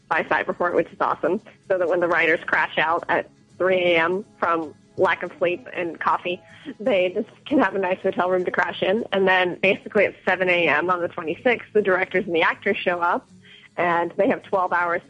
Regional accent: United States; moved away as an adult; now in Hong Kong; I grew up in the States, where literally almost every city has a Shakespeare Festival

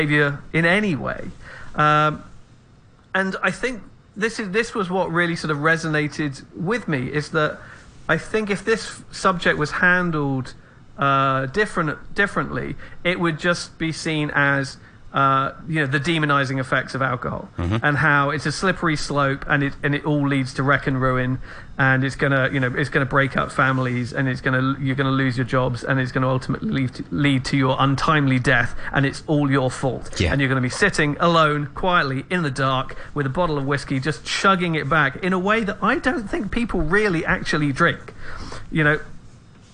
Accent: England, United Kingdom; I'm an Englishman

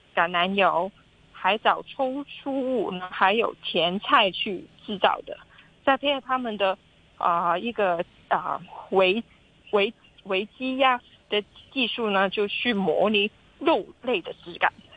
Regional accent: Hong Kong; 我们香港人

